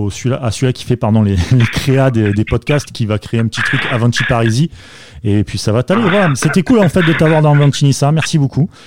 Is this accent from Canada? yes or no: no; Marseille, Provence-Alpes-Côte d'Azur, France; je suis Marseillais